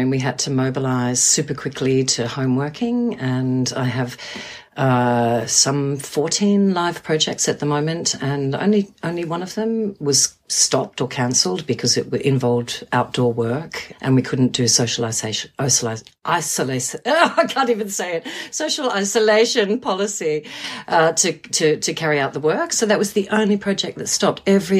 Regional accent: Australia; also born or lived in New Zealand; now in London, United Kingdom; I am an Australian and Kiwi living in London.

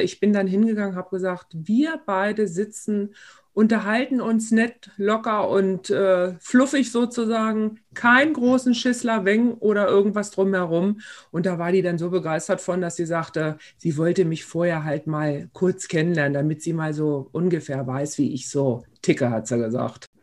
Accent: Engelbostel, Lower Saxony, Germany; hier bei uns in Engelbostel und in Schulenburg

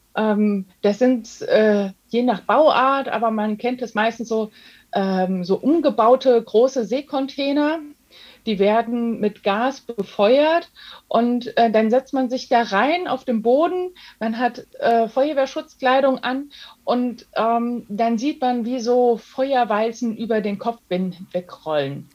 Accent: Germany; also born or lived in Darmstadt-Dieburg, Hesse; bei uns in Deutschland

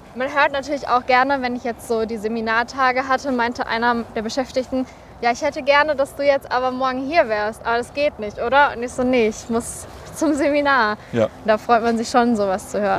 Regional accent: Recklinghausen, North Rhine-Westphalia, Germany; ich komme aus Recklinghausen.

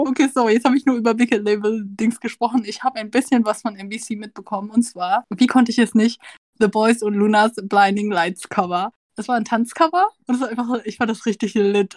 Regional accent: Vietnam; als Vietnamese

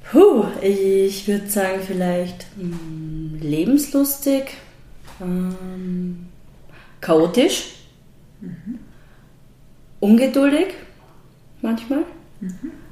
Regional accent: Graz, Styria, Austria; also born or lived in Leoben; ich bin eigentlich ursprünglich aus Leoben ähm, und meine Eltern sind dann aber schon recht früh nach Graz ähm, gezogen und bin in Graz aufgewachsen und habe hab dort die Schule besucht und studiert

